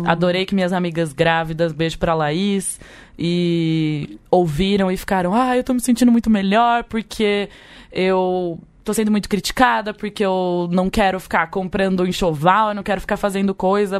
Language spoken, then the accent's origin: Portuguese; Leme, São Paulo, Brazil; eu sou brasileira, lemense